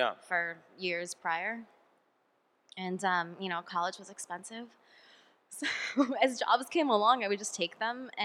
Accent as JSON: {"language": "English", "region": "California", "country": "United States", "moved": "yes", "said": "I'm from California"}